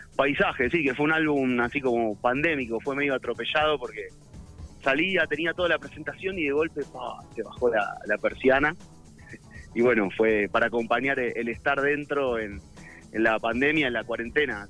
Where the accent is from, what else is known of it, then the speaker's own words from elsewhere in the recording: Buenos Aires, Argentina; Yo soy de Buenos Aires, sí, sí, capital